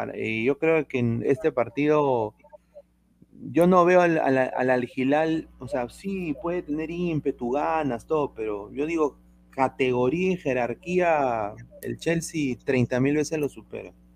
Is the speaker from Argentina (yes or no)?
no; Peru; yo, yo soy peruano